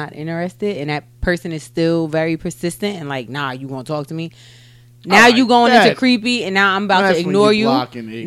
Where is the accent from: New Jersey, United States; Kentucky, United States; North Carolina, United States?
New Jersey, United States; I'm from Jersey